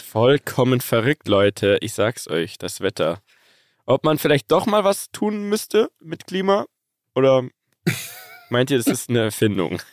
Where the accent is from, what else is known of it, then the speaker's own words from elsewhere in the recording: Bavaria, Germany; als Bayer